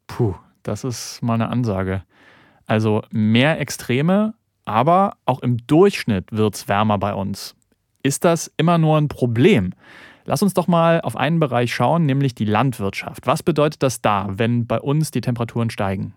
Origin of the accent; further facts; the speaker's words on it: Germany; wir haben in Deutschland